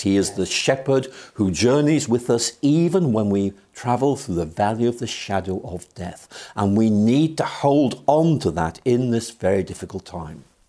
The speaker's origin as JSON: {"language": "English", "region": "Northern Ireland", "country": "United Kingdom", "tie": "born or raised there", "moved": "yes", "lives_now": "Oxford, United Kingdom", "said": "I'm from Ireland, yes. I was born there in 1953"}